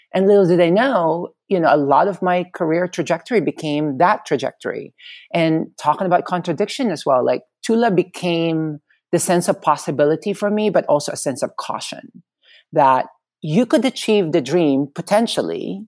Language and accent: English; Philippines; moved away as an adult; now in United States; being born and raised in the Philippines, uh, growing up there